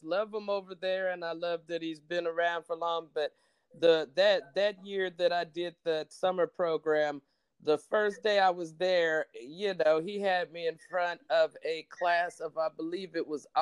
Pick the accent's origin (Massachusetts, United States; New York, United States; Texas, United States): Texas, United States; Dallas; I'm from Oak Cliff